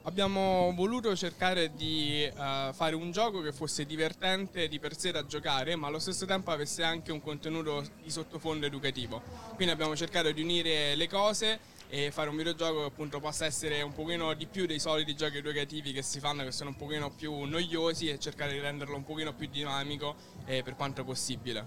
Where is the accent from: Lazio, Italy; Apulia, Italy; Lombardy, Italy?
Lazio, Italy; Rome; noi siamo di Roma